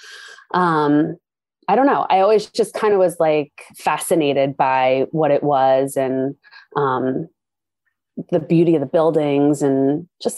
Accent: Wanamassa, New Jersey, United States; I grew up in Wanamassa.

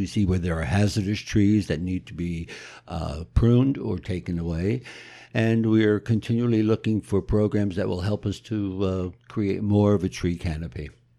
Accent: Passaic, New Jersey, United States; also born or lived in Wilkes-Barre, Pennsylvania; Well, born in actually Wilkes-Barre and got here when I was 6 months old. And all my family lived in Passaic for the most part.

